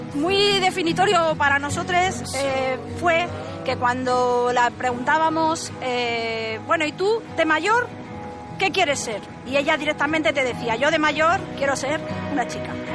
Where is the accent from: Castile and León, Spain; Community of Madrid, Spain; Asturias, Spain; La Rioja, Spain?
Community of Madrid, Spain; Madrid; Nosotros somos una familia de Madrid